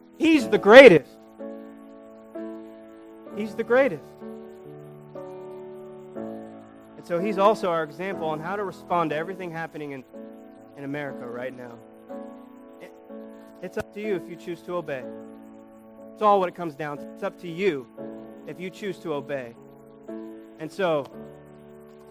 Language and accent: English; United States; We're American citizens.